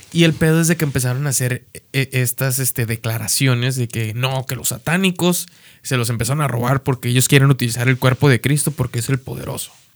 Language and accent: Spanish; Mexico; siendo mexicano